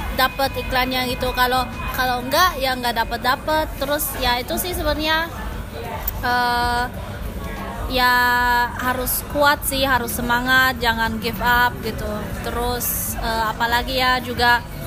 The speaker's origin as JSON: {"language": "Indonesian", "country": "Germany", "tie": "born or raised there", "moved": "as an adult", "lives_now": "Indonesia", "said": "aku kan besarnya di Jerman"}